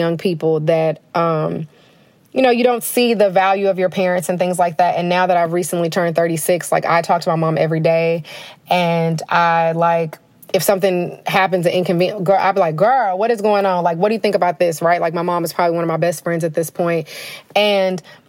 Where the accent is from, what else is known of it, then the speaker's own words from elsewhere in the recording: Denton, Texas, United States; I'm from Denton, so my mom stayed in like the Denton Corinth, you know, line